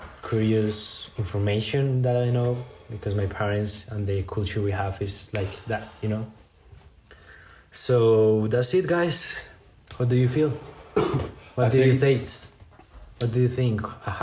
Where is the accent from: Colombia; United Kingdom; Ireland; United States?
Colombia; Manizales, Caldas; I was born in Manizales also